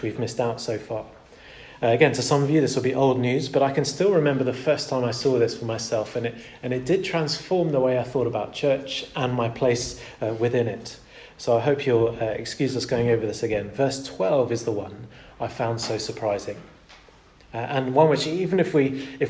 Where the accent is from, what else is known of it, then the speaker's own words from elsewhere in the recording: Portugal; Growing up in Portugal was a real delight in lots of ways